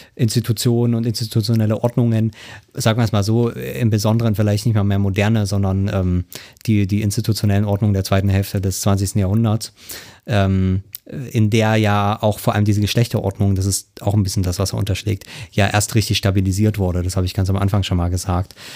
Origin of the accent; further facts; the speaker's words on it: eastern Germany, Germany; bin ja Ossi, kann man so sagen. Ähm, also das heißt, äh, schon in der BRD geboren, aber äh, im Osten oder in den neuen Bundesländern, wie es dann so schön heißt, aufgewachsen.